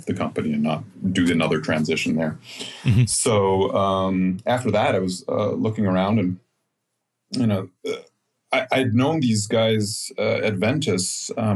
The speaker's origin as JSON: {"language": "English", "country": "United States", "moved": "yes", "lives_now": "Germany", "said": "I'm an American, but I've been living in Germany"}